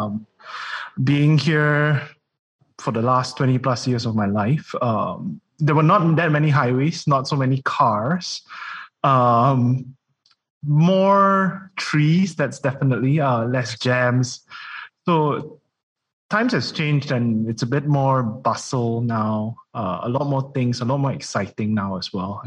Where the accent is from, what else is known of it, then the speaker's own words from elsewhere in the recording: Kuala Lumpur, Malaysia; being raised in KL